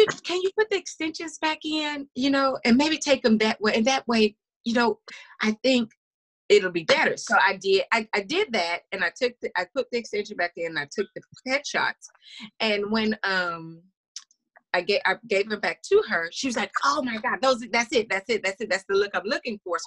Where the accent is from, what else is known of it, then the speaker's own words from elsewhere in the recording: Louisiana, United States; I was born in Louisiana